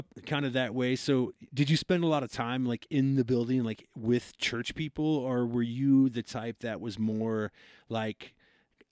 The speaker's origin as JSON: {"language": "English", "region": "Iowa", "country": "United States", "tie": "born or raised there", "said": "I came up in Iowa, and my head pastor at my church, growing up"}